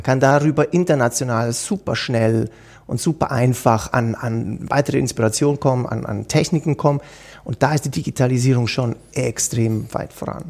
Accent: Switzerland; bei uns in der Schweiz

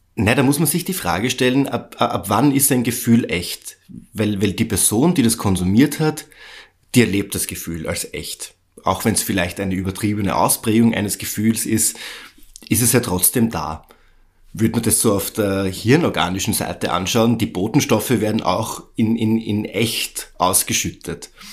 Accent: Austria; bei uns in Österreich

